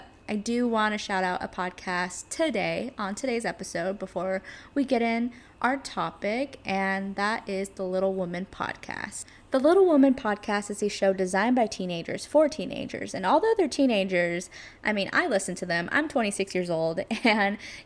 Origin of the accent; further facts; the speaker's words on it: California, United States; moved away as an adult; now in New York City, United States; I am from California and I moved to New York City about 5-ish years ago